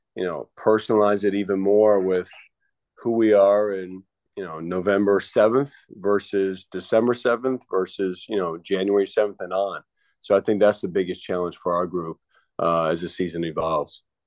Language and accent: English; Northbrook, Illinois, United States; moved away; toughness from Chicago being in the cold